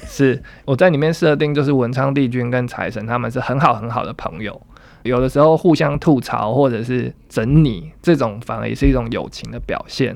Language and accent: Chinese; Taiwan; 也去展现新一代我们台湾人的样貌